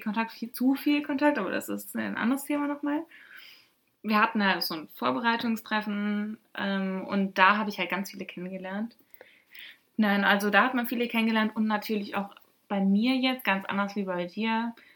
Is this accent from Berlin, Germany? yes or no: no; North Rhine-Westphalia, Germany; wir kommen halt aus NRW